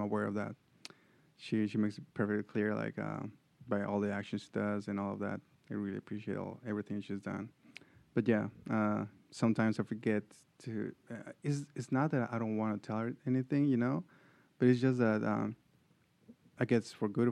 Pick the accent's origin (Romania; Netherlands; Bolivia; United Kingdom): Bolivia; moved away as an adult; now in Atlanta, United States; I was raised in Bolivia, but then I came all my adult life here.